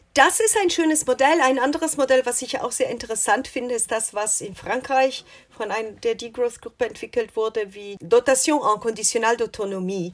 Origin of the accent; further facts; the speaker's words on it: Italy; now in United States; als Italienerin